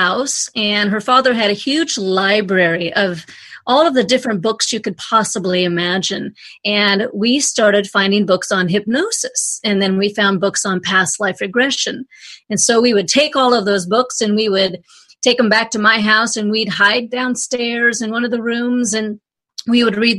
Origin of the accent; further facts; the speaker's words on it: Anchorage, Alaska, United States; The story is I grew up in Anchorage, Alaska, and I was always just a little bit more different than my friends and my family.